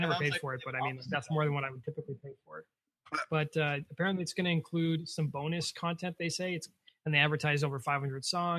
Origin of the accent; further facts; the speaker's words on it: Canada; being Canadian